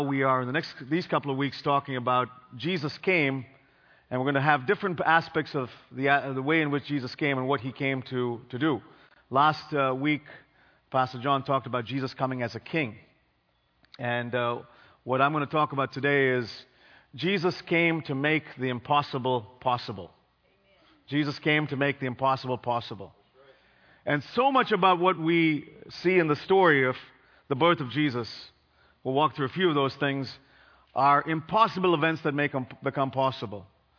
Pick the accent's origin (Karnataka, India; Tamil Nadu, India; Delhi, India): Karnataka, India; Bangalore; In my home country in India, there were floods after 100 years. You know, Chennai is this little town to the east of where I grew up, Bangalore.